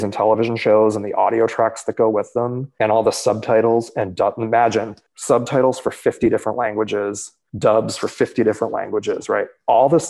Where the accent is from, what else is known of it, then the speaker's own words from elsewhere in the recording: Boston, Massachusetts, United States; moved away as an adult; from Boston, where I grew up